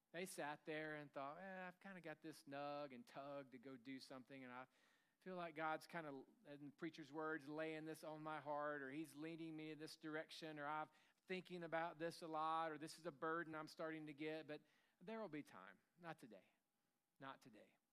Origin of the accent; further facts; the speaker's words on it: Tennessee, United States; I grew up in Tennessee